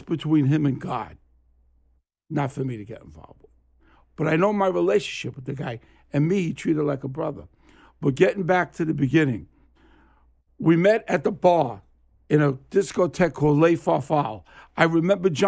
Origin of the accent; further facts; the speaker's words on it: New York City, New York, United States; He knew me since I lived in Flatlands, Brooklyn, and that's where I grew up. I grew up around Avenue I and East 52nd Street in Brooklyn.